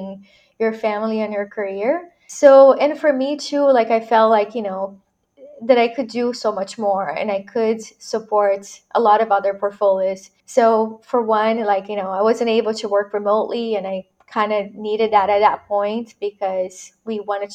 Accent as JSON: {"language": "English", "country": "Brazil", "tie": "born or raised there", "moved": "as an adult", "lives_now": "United States", "said": "I was born and raised in Brazil, so I'm a Latina immigrant"}